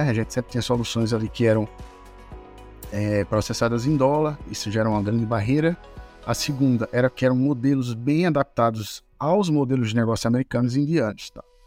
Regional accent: João Pessoa, Paraíba, Brazil; also born or lived in Aveiro, Portugal; Sou natural de João Pessoa

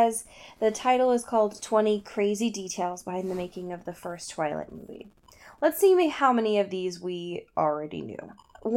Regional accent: Ireland; I am that Irish person

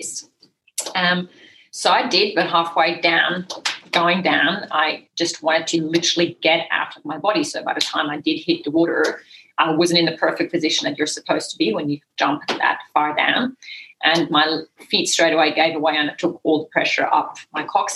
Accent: Switzerland; English is a second language; also born or lived in Nepal; now in Margaret River, Australia; I grew up in the Swiss Alps

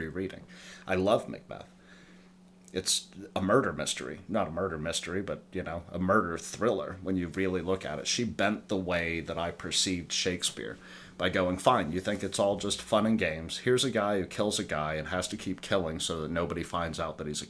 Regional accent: the South, United States; growing up in the South

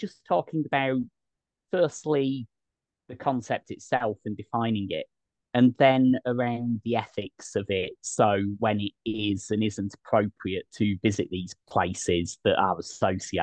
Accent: United Kingdom; now in Albania; as a Brit

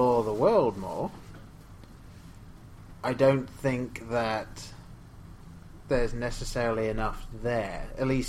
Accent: England, United Kingdom; Growing up in England

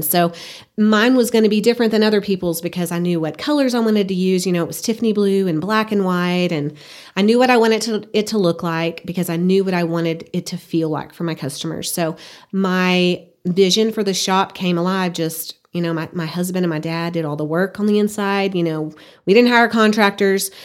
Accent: Burkburnett, Texas, United States; moved away as an adult; now in Amarillo, United States; I grew up in Burke Brunette, Texas, and just decided that was where I wanted to go to college

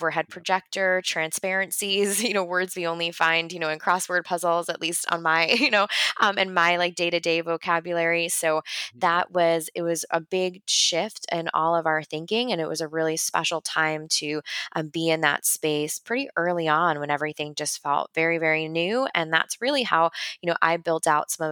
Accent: Long Island, New York, United States; I grew up in New York on Long Island, so about an hour and a half from the city

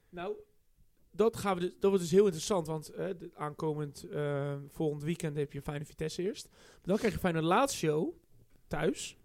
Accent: Netherlands; als Nederlands

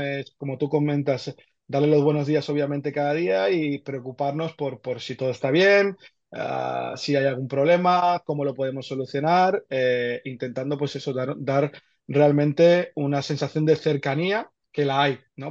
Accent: Argentina; now in Barcelona, Spain; Yo nací en Argentina, llevo aquí muchos años ya.

